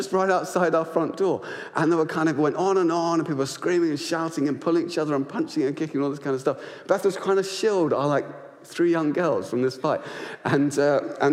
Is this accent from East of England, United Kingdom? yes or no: yes; Luton, East of England, United Kingdom; our estate where we grew up in Luton